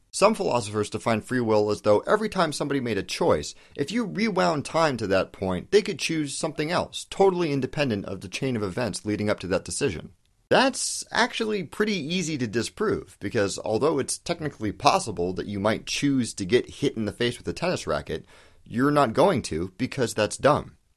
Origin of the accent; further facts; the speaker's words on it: United States; I'm American